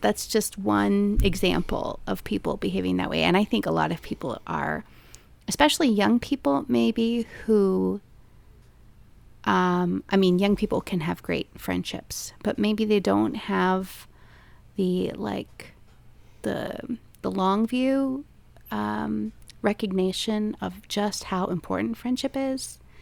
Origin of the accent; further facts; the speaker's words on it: Maryland, United States; I was a conservative person growing up in a liberal state